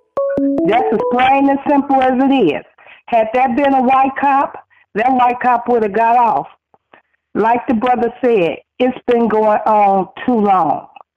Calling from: Phoenix, Arizona, United States; calling from Phoenix, Arizona

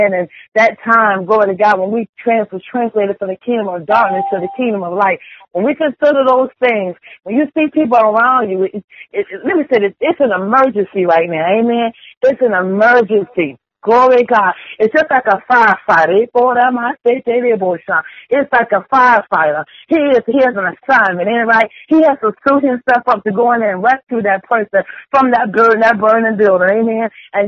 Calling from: Chesapeake, Virginia, United States; I am calling from Chesapeake, Virginia.

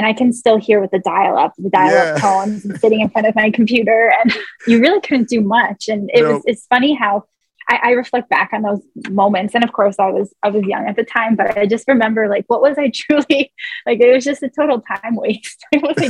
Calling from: upstate New York, United States; I am calling in from upstate New York, and it is 12:55 p.m. here.

